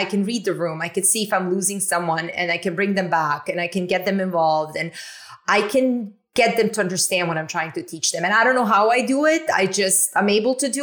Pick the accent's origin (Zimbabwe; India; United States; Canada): Canada; I'm from Canada